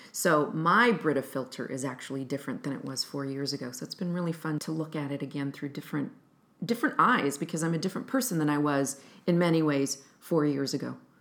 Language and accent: English; Fresno, California, United States; moved away as an adult; now in Chicago, United States; I'm originally from Fresno, California, and I've been in Chicago since nineteen ninety-five